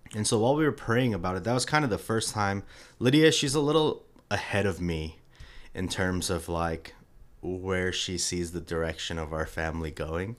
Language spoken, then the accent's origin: English; New York, United States; moved away as an adult; now in Atlanta, United States; was born and raised in New York